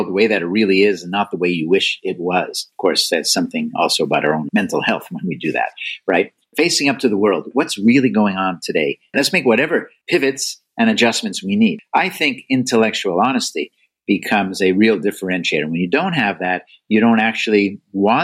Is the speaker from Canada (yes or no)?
yes; Canada; now in United States; I'm Canadian by birth and still loyal to Canada, especially their hockey teams